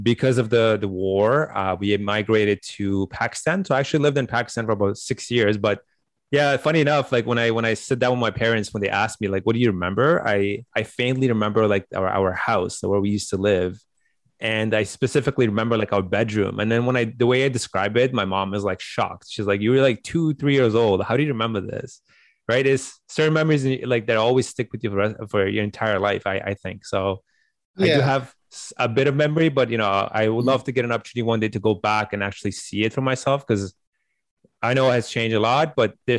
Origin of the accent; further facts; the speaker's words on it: Canada; also born or lived in Afghanistan; I came to Canada around, I think, 2000, August of 2000. So been here for I guess majority of my life, you can say. I practically grew up here. I was around 10 years old when we came to the country.